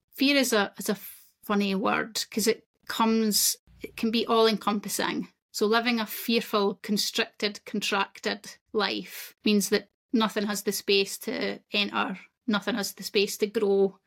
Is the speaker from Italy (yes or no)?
no; Scotland, United Kingdom; I'm Scottish, that's where I'm from